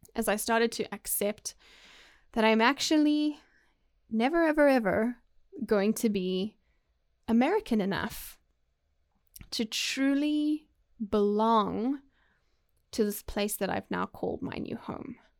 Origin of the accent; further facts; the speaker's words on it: South Africa; moved away as an adult; also born or lived in United Kingdom; now in Waco, United States; was lucky enough to grow up in South Africa